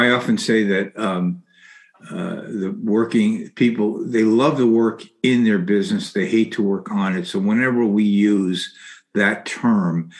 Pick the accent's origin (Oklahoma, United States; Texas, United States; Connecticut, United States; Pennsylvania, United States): Connecticut, United States; New Haven; I'm from the Haven area, fourth to fifth generation.